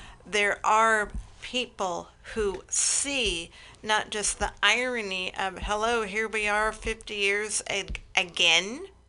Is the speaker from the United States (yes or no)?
yes; San Jose, California, United States; when I was growing up in San Jose